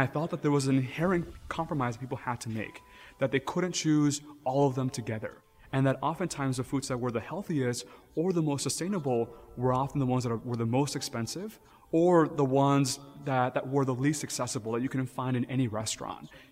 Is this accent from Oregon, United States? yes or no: no; Texas, United States; I grew up in Texas, and I'm Mexican by heritage